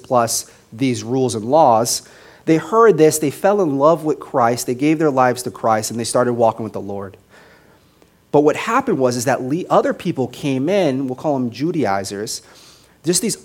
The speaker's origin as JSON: {"language": "English", "town": "Las Vegas", "region": "Nevada", "country": "United States", "tie": "born or raised there", "moved": "yes", "said": "I grew up in Las Vegas"}